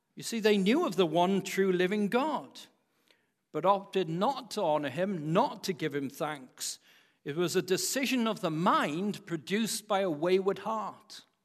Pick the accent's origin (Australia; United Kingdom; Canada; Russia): United Kingdom; Wales; as a Welshman